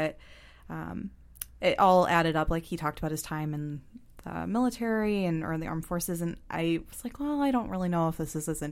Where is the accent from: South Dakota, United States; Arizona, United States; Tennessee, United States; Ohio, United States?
Ohio, United States; we're from Ohio